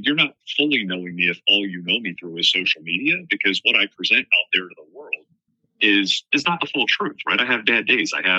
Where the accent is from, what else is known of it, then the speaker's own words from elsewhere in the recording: New Jersey, United States; moved away as an adult; now in Florida, United States; I grew up in New Jersey